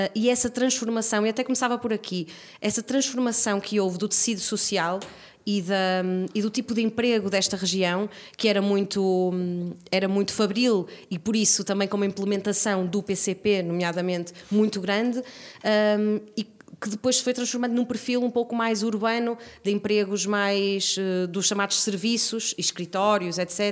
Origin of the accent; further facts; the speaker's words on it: Braga, Norte, Portugal; enquanto bracarense, gostava muito de poder um, crescer com esse património